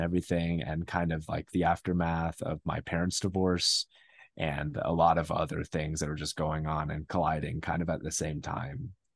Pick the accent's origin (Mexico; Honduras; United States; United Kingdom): United States; Phoenix, Arizona; now in Flagstaff, United States; I grew up in Phoenix, and then I moved here, uh, for, for college